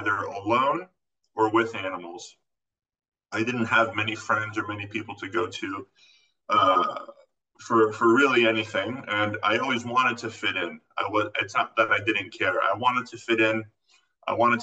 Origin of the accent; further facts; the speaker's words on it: Florida, United States; moved away as an adult; also born or lived in California; I actually grew up in Florida